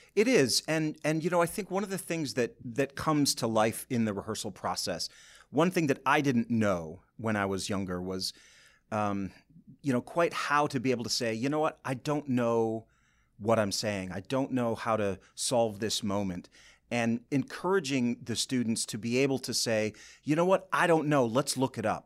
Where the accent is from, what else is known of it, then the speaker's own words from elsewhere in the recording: Boyne City, Michigan, United States; moved away; I'm from Boyne City originally